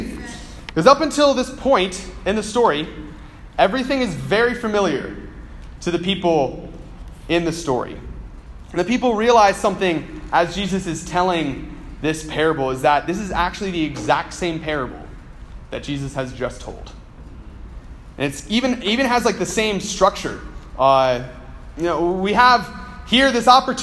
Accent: United States; I'm an American

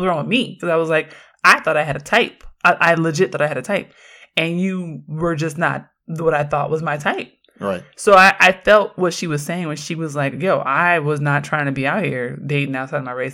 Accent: Oakland, California, United States; I grew up in Oakland

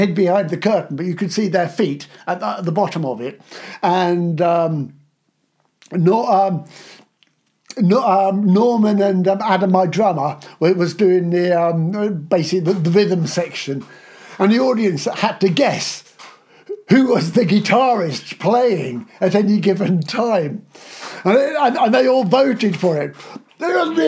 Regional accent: Aylesbury, South East England, United Kingdom; it's my hometown

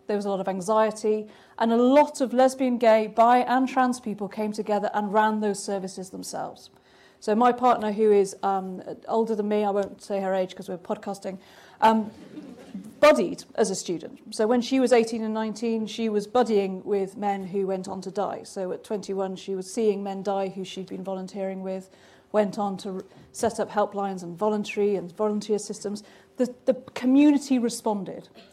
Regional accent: Cardiff, Wales, United Kingdom; I was a bright kid growing up in Cardiff

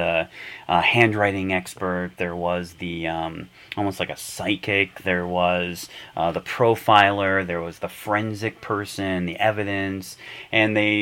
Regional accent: Detroit, Michigan, United States; moved away as an adult; also born or lived in Minnesota; I grew up in Michigan, in Detroit.

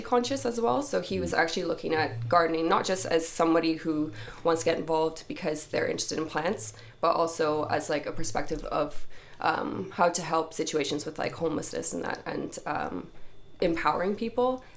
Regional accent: Canada; moved away as an adult; now in Dublin, Ireland; I'm originally from Canada and I've been travelling for about 6 years

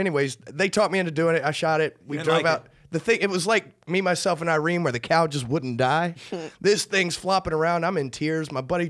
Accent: Gulf of Mexico, the South, United States; we grew up on the Gulf of Mexico, though. A lot of deep sea fishing there

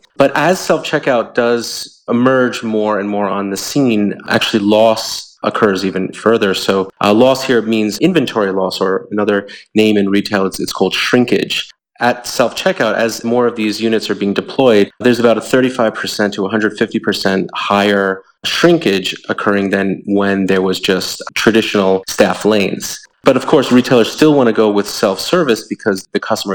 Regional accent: New York, United States; I hail from New York

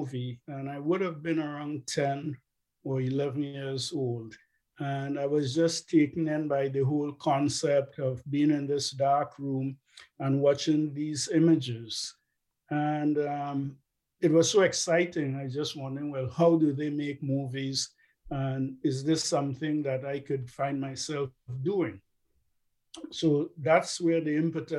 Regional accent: Trinidad & Tobago; moved away as an adult; now in Canada; I'm originally from Trinidad.

